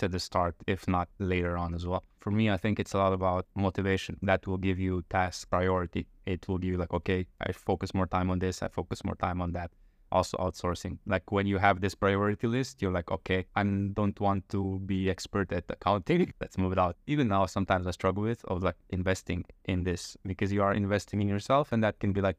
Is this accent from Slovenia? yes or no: yes; Slovenj Gradec, Slovenia; moved away as an adult; also born or lived in Ljubljana, Slovenia; now in Chiang Mai, Thailand; from a very small town called Slovengrad. It's like 9,000 people. And I lived there until like high school. Then I moved to the capital, Ljubljana